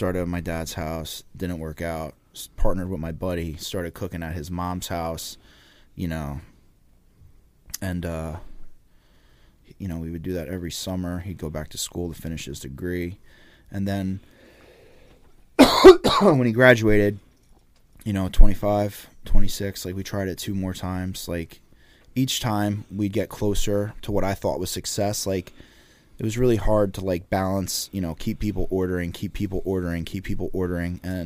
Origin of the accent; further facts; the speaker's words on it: Laurence Harbor, New Jersey, United States; also born or lived in Old Bridge, New Jersey; where I grew up, and, you know, I'm from the Jersey Shore